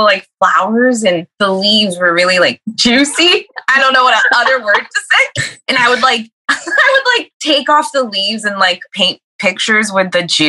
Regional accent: California, United States; now in Seattle, United States; I'm living in Seattle now, but I'm originally from California. I'm queer, obviously, and herbalist

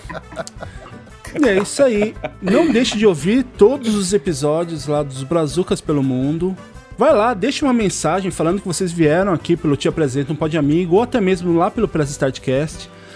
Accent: Jacareí, São Paulo, Brazil; moved away; eu também sou de Jacareí.

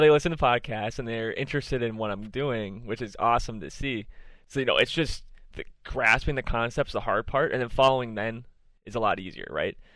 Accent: Minnesota, United States; I'm from Minnesota

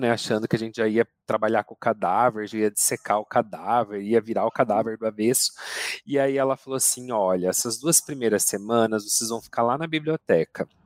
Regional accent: Campo Mourão, Paraná, Brazil; accent: Curitiba; now in Curitiba, Brazil; Hoje em uhum. dia o meu sotaque já é mais curitibanês, né? Acabei herdando isso. Faz 16 anos que eu tô aqui na capital, mas eu sou natural de Campo Mourão, do interior do uhum.

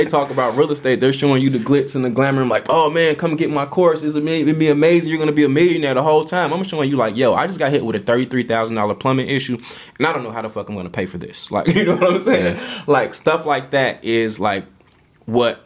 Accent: Chicago, Illinois, United States; the way that I grew up thinking in Chicago and the way that my mind was trained in Chicago

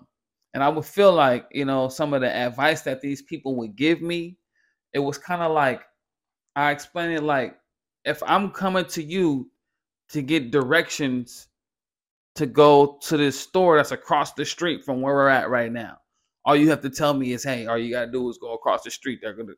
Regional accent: California, United States; You know, you way from New York, I'm way from California.

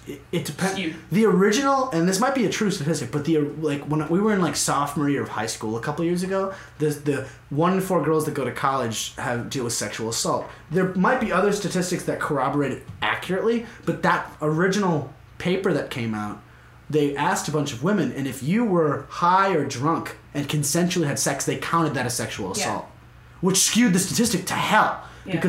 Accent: White Plains, New York, United States; I'm from White Plains.

